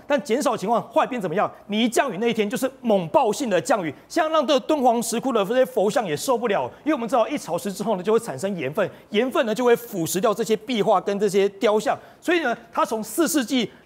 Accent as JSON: {"language": "Chinese", "country": "Taiwan", "said": "这个温度已经不是我们台湾人能够想象了"}